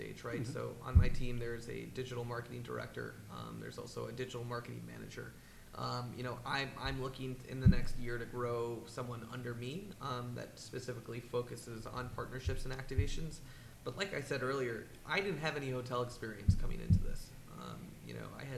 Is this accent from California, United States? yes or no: no; New York City, New York, United States; I grew up in Manhattan